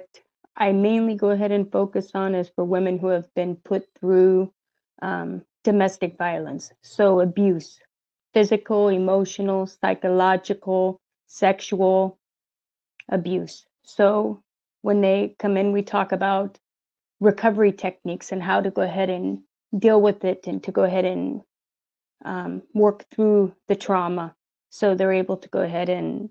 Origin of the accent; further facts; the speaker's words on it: United States; I'm from the United States. I live in the state of Oregon, and I live in the city, what would be called Salem